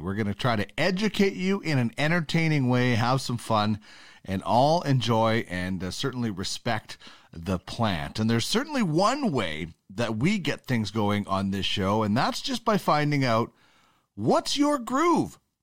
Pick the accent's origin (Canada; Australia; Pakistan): Canada; I'm a Canadian